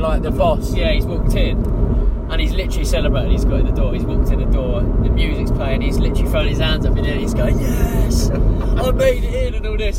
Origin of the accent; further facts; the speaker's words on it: United Kingdom; I'm British